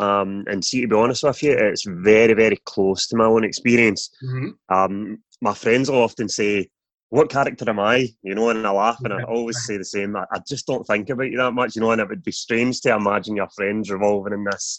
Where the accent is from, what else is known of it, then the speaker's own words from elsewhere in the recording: Airdrie, Scotland, United Kingdom; also born or lived in London; I was living in London, but I've actually just came back before this virus kicked, so I'm staying with family back in Airdrie.